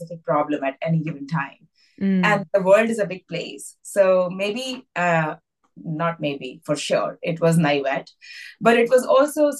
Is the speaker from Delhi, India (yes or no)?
yes; Delhi, India; moved away as an adult; now in United States; I grew up in Delhi and I was a very academic child